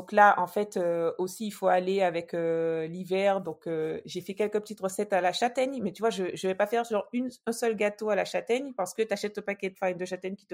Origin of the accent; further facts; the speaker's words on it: French West Indies, France; parler à, tout le monde et notamment aux, aux, gens de chez nous, aux Antillais.